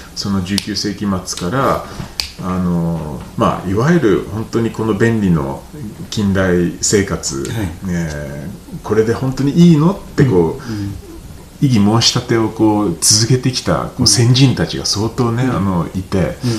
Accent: Tokyo, Japan; moved away as an adult; also born or lived in London; now in Nagano, Japan; 東京生まれで東京に長年、まあ、ロンドンとか住んでて、うん、でこう13年前にこう、まあ、長野に来て

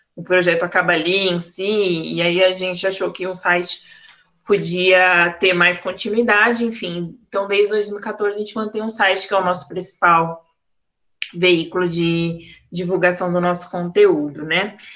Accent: São Paulo, Brazil; Eu sou de Arthur Alvina, Zona Leste de São Paulo

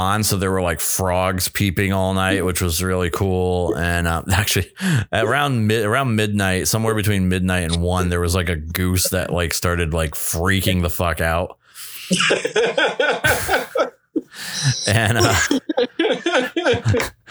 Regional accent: New Hampshire, United States; moved away; I grew up in New Hampshire

